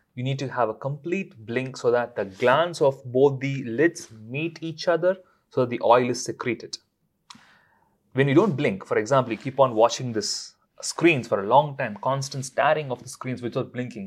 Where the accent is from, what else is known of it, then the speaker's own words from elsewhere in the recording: India; now in London, United Kingdom; I'm from India